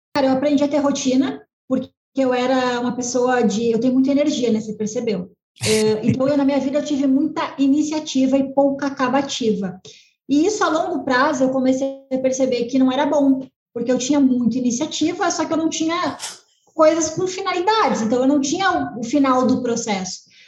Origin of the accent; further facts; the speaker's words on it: Rio Grande do Sul, Brazil; sou gaúcha, né, Serra Gaúcha